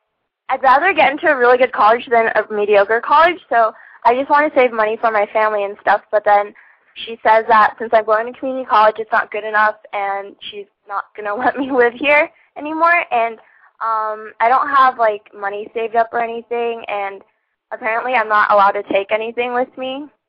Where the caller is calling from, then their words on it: Los Angeles, California, United States; I'm 17 from LA.